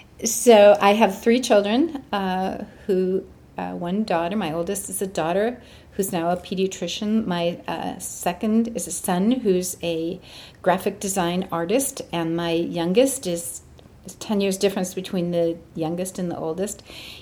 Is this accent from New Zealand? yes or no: no; England, United Kingdom; moved away as an adult; now in San Diego, United States; And we came from England to San Diego, which was a brand new university at that time.